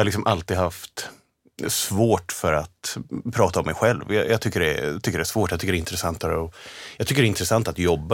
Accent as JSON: {"language": "Swedish", "town": "Vedevåg", "region": "Örebro County", "country": "Sweden", "tie": "born or raised there", "said": "Jag är från Örebrotrakten, norr om ah, okay. Örebro, En liten, liten by som heter Vedevåg ute på landet"}